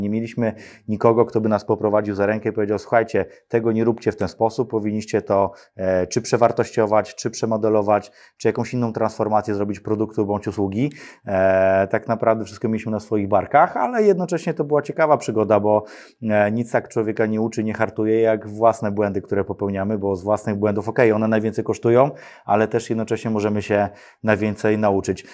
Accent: Radom, Masovian Voivodeship, Poland; ja pochodzę z Radomia, tam obok jest Przytyk

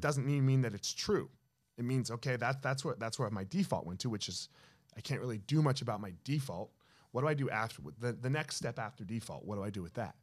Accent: New Jersey, United States; I grew up in Jersey.

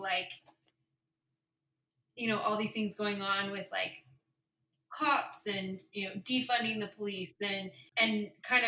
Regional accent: Utah, United States; I grew up in Utah

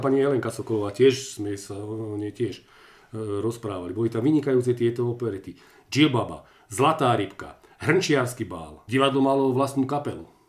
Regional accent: Medzibrod, Banská Bystrica Region, Slovakia; u nás v Medzibrode

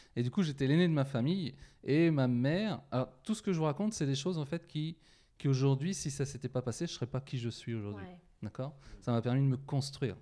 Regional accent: Poitiers, Nouvelle-Aquitaine, France; je viens de Poitiers

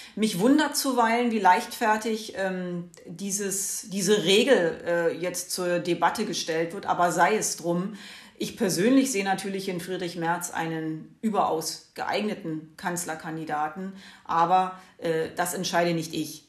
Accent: Brandenburg, Germany; also hier in meiner Heimatregion, ich komme aus Brandenburg

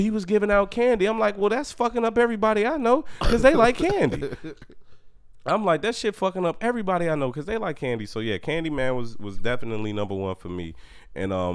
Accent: Chicago, Illinois, United States; I'm from Chicago

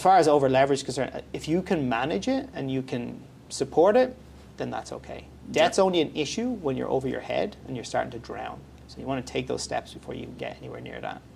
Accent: Ireland; moved away as an adult; now in Canada; my background's from Ireland, mm-hmm. uh, so I'm from Europe

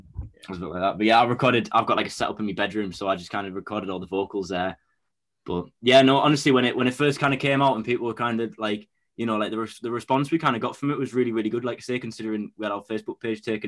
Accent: Bishop Auckland, North East England, United Kingdom; I'm from Bishop Auckland, which is just like about half an hour away from County Durham

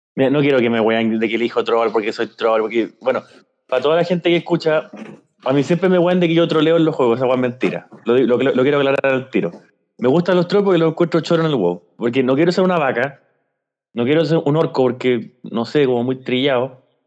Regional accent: Chile; Yo soy de Chile

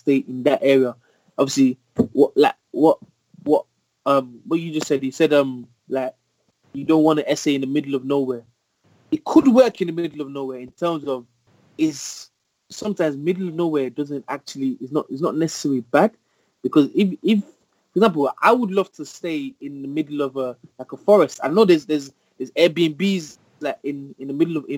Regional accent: Birmingham, West Midlands, United Kingdom; also born or lived in Nottingham; I'm from Birmingham

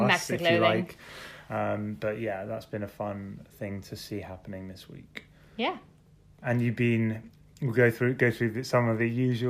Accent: London, United Kingdom; I'm from London.

